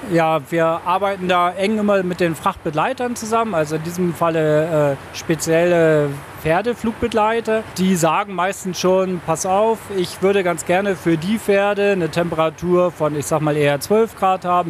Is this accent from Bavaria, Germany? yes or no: no; Bremen, Germany; ich bin gebürtiger Bremer